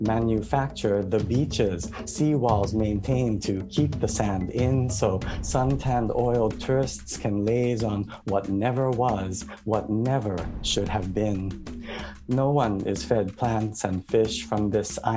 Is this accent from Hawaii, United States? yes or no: yes; Hawaii, United States; I grew up in Hawaii